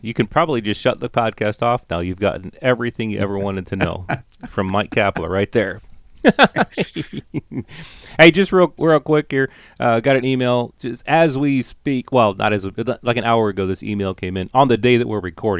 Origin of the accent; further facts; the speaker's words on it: London, Ontario, Canada; I'm from London, Ontario, Canada.